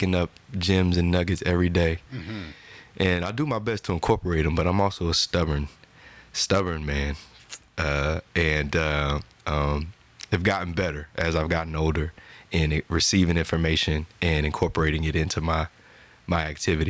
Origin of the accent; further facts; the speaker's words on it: New Jersey, United States; I'm from Jersey